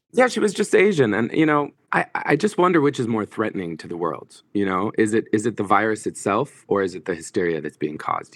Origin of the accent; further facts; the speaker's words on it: Egypt; moved away; also born or lived in Kuwait / United States; I grew up in Egypt, but I'm a Kuwaiti citizen, and both my parents were born and raised in Palestine